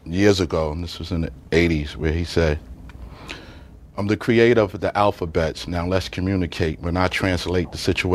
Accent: New York City, New York, United States; also born or lived in Staten Island; I grew up in Brooklyn. Okay. I'm born in Brooklyn, lived in Staten Island. I lived in all the boroughs.

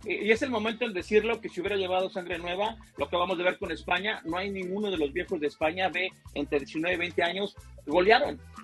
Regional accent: Mexico; yo soy de México

